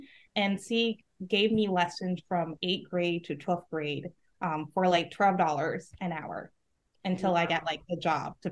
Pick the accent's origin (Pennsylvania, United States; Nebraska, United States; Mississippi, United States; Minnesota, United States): Mississippi, United States; Laurel; moved away; My hometown is Laurel, Mississippi